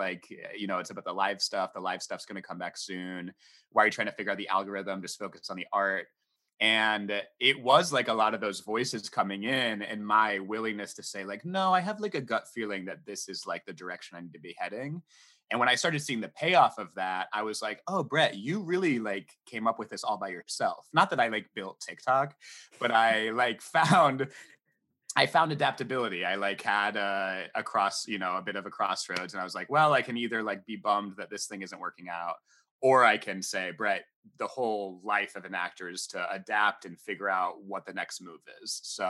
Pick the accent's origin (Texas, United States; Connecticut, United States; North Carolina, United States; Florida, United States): North Carolina, United States; also born or lived in England; No, I'm from all over. I was born in England. My parents like moved all over the States. My parents were missionaries. So we did a lot of like moving around when I was young. But I went to high school in North Carolina.